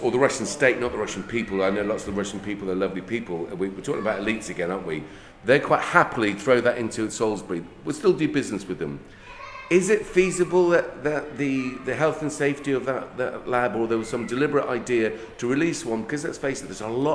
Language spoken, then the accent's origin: English; Ireland; I'm Irish